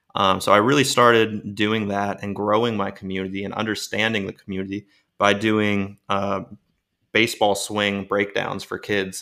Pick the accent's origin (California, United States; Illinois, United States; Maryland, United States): Maryland, United States; Baltimore; moved away; also born or lived in Florida; I was born in Baltimore, Maryland